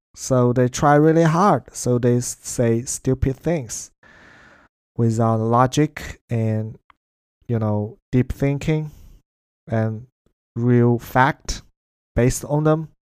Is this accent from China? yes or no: yes; China; English is a second language; now in Melbourne, Australia; that's how we use it in China and in Chinese